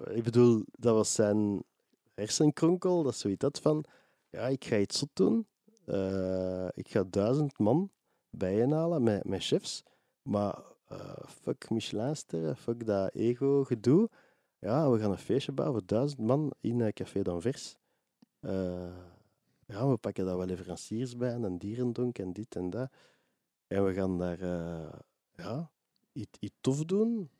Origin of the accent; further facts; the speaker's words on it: Mechelen, Flanders, Belgium; Ik ben van Mechelen oorspronkelijk